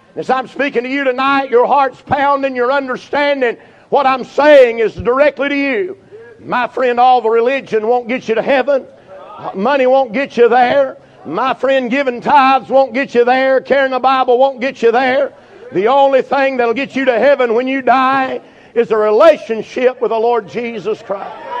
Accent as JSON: {"language": "English", "town": "Burnsville", "region": "North Carolina", "country": "United States", "said": "I'm from Burnsville"}